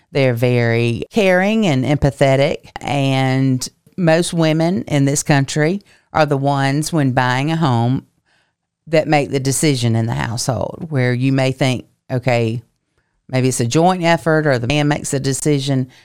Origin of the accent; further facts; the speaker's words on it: Lincolnton, Georgia, United States; now in Augusta, United States; I have only lived in Augusta for seven years, coming from my hometown of Lincolnton, Georgia